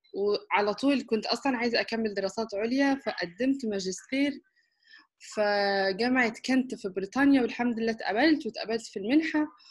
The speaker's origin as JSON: {"language": "Arabic", "country": "Egypt", "also_born_or_lived": "Istanbul, Turkey / United Kingdom", "said": "انا آه، مصرية"}